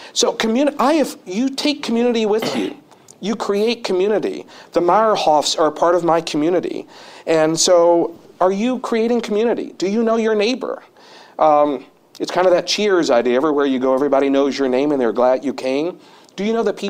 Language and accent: English; Madison Park, Alabama, United States; born or raised there; moved away